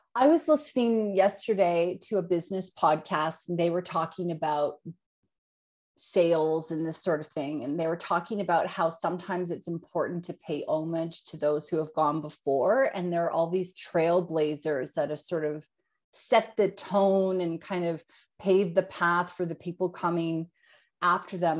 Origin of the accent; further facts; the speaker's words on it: Yukon, Canada; now in Australia; I grew up in the Yukon in Canada, Northern Canada, two hours out of Alaska.